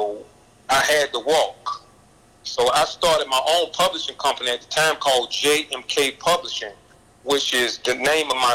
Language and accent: English; Taylortown, North Carolina, United States; also born or lived in Southern Pines, North Carolina; now in Atlanta, United States; I grew up poor in Taylortown, North Carolina. And I bounced back and forth from Taylortown to Southern Pines, back and forth for years